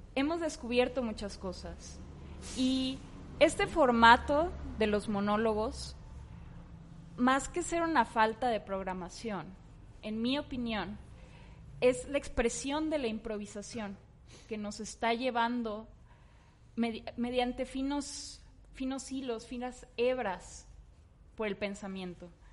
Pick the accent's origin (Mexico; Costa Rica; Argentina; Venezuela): Mexico; Tamaulipas; yo soy y crecí en Tamaulipas